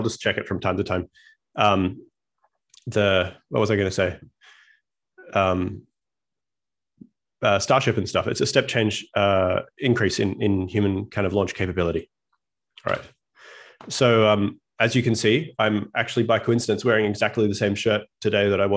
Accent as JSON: {"language": "English", "country": "Australia", "tie": "born or raised there", "moved": "as an adult", "lives_now": "United States", "said": "As you can tell from my accent, I was born and raised in Australia"}